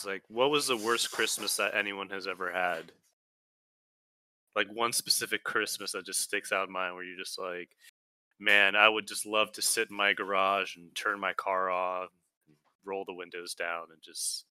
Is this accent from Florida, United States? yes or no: yes; Miami, Florida, United States; I grew up in Miami.